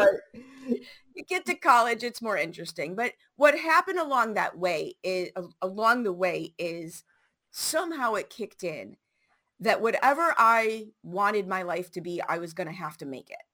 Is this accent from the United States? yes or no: yes; Chicago, Illinois, United States; I grew up in Chicago public schools, 70s and 80s.